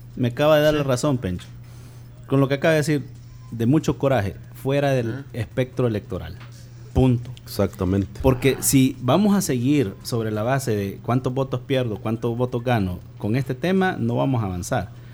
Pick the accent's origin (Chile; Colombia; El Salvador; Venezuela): El Salvador; como salvadoreño